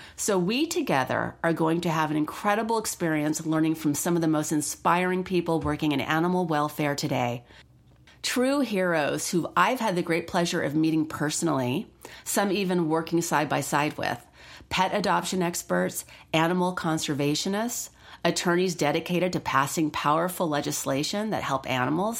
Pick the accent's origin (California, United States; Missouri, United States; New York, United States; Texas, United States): California, United States; Los Angeles; I grew up in Los Angeles around animals